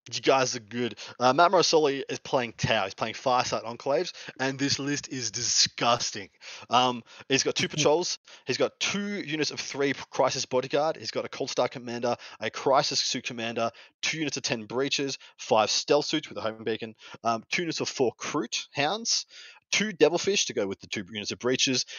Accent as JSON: {"language": "English", "region": "Victoria", "country": "Australia", "said": "there's only one Victorian in attendance, which is the, my home state"}